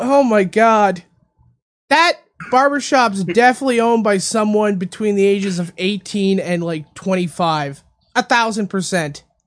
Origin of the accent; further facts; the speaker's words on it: Canada; moved away; my home country of Canada